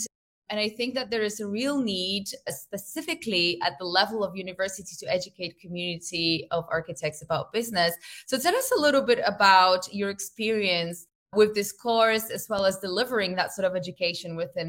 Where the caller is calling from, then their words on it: Catalonia, Spain; I'm in northern part of Spain in Costa Brava.